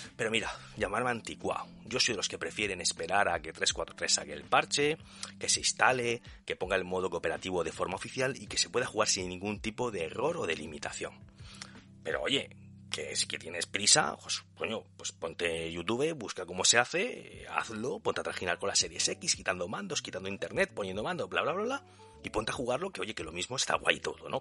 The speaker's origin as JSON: {"language": "Spanish", "region": "Region of Murcia", "country": "Spain", "tie": "born or raised there", "said": "mi pueblo está perdido en un rincón de Murcia"}